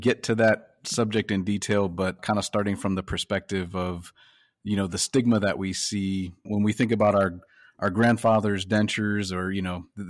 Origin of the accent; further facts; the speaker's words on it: Connecticut, United States; now in Sun City West, United States; my wife and I grew up in Connecticut and there we had the humidity.